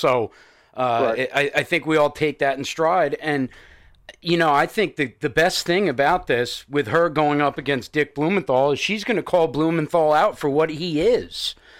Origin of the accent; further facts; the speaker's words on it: Long Island, New York, United States; I'm from Long Island